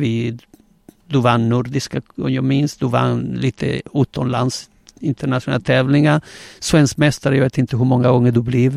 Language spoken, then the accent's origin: Swedish; Gran Canaria, Canary Islands, Spain; Swedish is a second language; now in Sweden; jag är spanjor, eh, född på Gran Canaria eh, på 60-talet